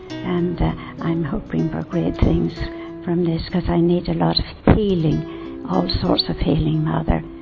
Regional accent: Ireland

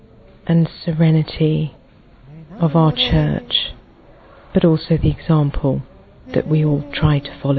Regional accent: London, United Kingdom; I'm from London

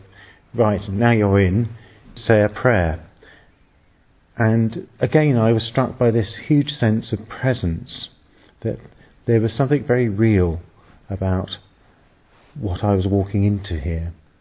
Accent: England, United Kingdom; I'm English and I'm a priest

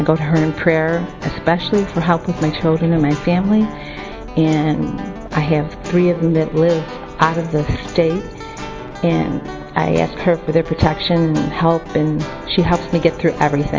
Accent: United States; I'm from America. I have 5 children

